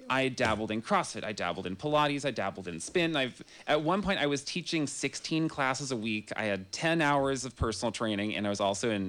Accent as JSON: {"language": "English", "town": "Grass Valley", "region": "California", "country": "United States", "said": "and that was how I came from Grass Valley to to UC Santa Cruz."}